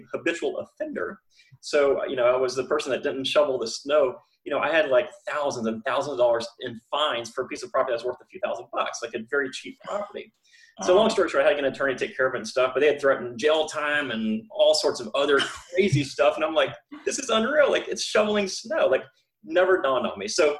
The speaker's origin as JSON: {"language": "English", "region": "Florida", "country": "United States", "tie": "born or raised there", "said": "I'm from Florida, born and raised here"}